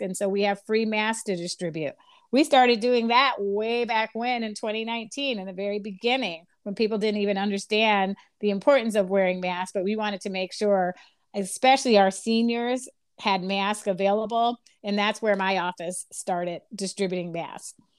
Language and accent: English; Chicago, Illinois, United States; also born or lived in Washington, D.C. / Lynwood; I grew up in Chicago